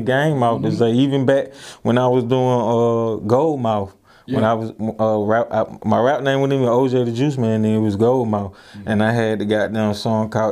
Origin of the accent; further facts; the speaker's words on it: Atlanta, Georgia, United States; I'm from Atlanta